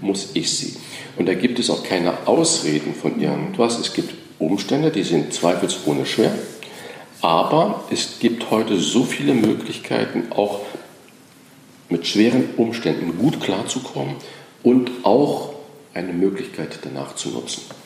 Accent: Germany; also born or lived in France; Als Deutscher zählte ich nichts, das heißt, ich war der Ausländer

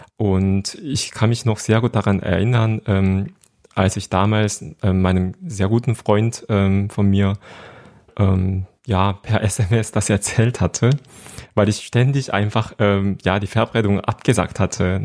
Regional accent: Seoul, South Korea; German is a second language; moved away as an adult; now in Germany; ich bin in Seoul in Südkorea geboren und aufgewachsen

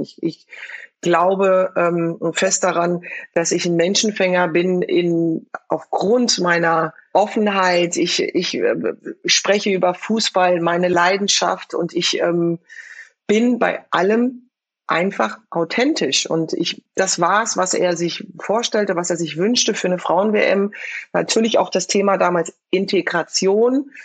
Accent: Frankfurt, Hesse, Germany; born or raised there

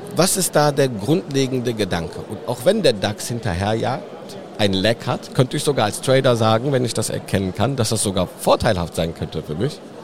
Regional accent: between Cologne and Düsseldorf, North Rhine-Westphalia, Germany; ich bin genau dazwischen eigentlich geboren, in, in Hahn im Rheinland. Das liegt fast in der Mitte zwischen Köln und Düsseldorf

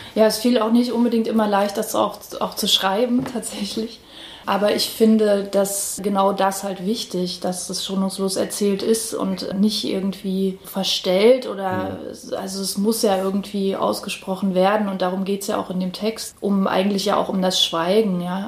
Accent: Halle, Saxony-Anhalt, Germany; ich bin selber tatsächlich auch in Halle äh, aufgewachsen auf der Silberhöhe

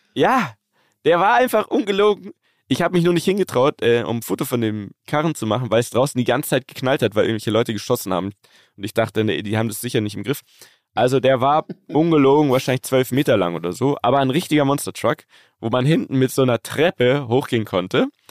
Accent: Germany; bei uns in Deutschland

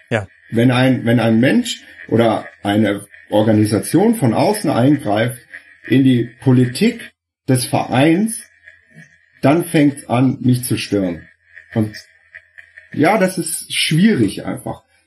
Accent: Freiburg, Baden-Württemberg, Germany; für mich meine, meine Heimat. Das, äh, ich war da bald 200 Mal drin und als kleiner Bub

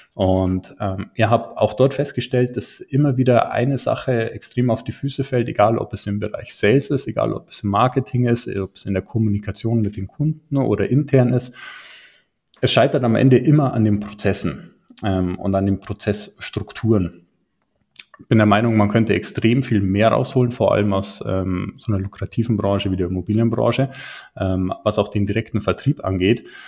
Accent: Garmisch-Partenkirchen, Bavaria, Germany; komme aus der Nähe von München, um genau zu sein, aus Garmisch-Partenkirchen

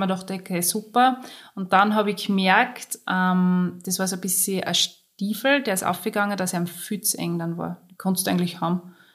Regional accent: Austria; bei uns in Österreich

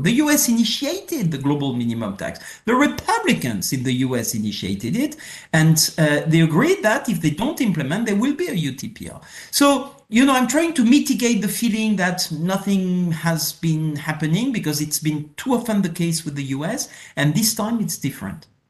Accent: France; accent: French; English is a second language; my French accent.

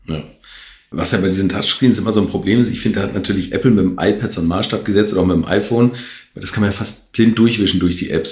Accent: Hamburg, Germany; da wo ich herkomme, aus Altona, Hamburg

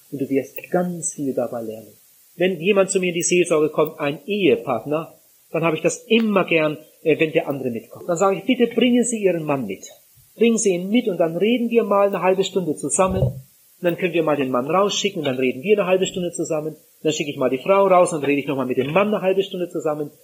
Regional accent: Northern Germany, Germany; bei uns zu Hause in Norddeutschland

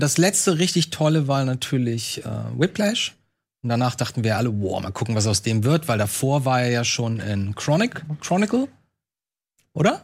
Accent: Lübeck, Schleswig-Holstein, Germany; Bei uns, bei uns in Lübeck

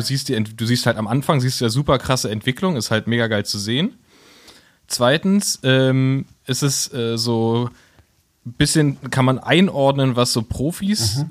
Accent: Berlin, Germany; wir als Berliner

